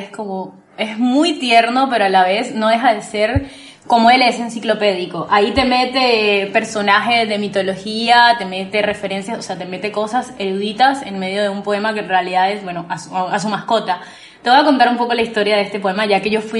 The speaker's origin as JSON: {"language": "Spanish", "country": "Colombia", "accent": "mixed", "moved": "yes", "lives_now": "Buenos Aires, Argentina", "said": "soy colombiana, vivo en Buenos Aires hace como ocho años, tengo un acento bastante mezclado"}